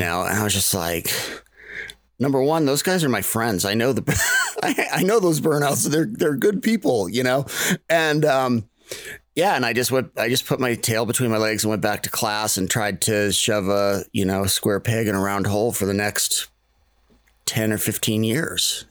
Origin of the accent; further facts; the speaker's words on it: Maine, United States; I grew up in Maine